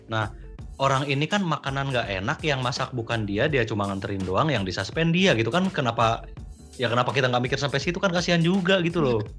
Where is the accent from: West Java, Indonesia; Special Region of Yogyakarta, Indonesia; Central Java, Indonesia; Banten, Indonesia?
West Java, Indonesia; Garut; temanku di kampung asalku dulu di daerah asalku di Garut